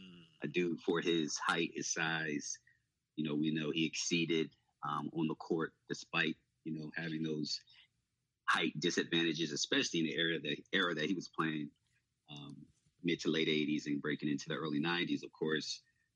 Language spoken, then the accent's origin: English; New Jersey, United States; I grew up in Jersey, grew up a Nets fan